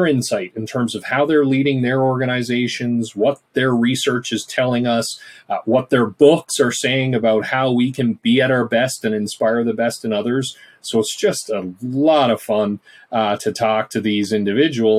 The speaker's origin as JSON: {"language": "English", "region": "Newfoundland and Labrador", "country": "Canada", "moved": "yes", "said": "I'm from Newfoundland originally, so shout out to the East Coast and the Rock. And growing up, did my undergrad in psychology at Memorial."}